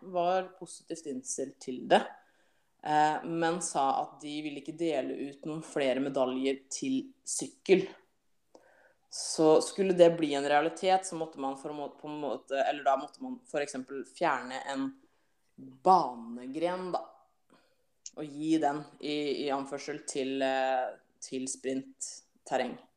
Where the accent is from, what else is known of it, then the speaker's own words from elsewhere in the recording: Halden, Østfold, Norway; jeg er jo fra Halden og bor i Halden